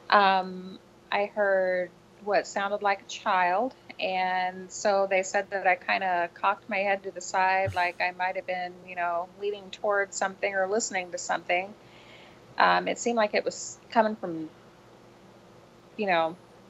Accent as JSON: {"language": "English", "town": "Kampsville", "region": "Illinois", "country": "United States", "tie": "born or raised there", "said": "Campsville, Illinois, which is my hometown, in Calhoun County."}